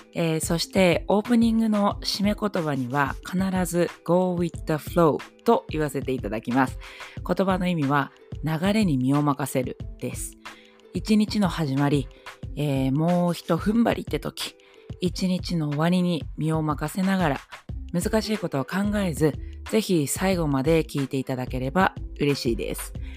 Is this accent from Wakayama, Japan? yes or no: no; Nagoya, Aichi, Japan; 出身地5番目です、えー、愛知県名古屋市生まれ育ちですはい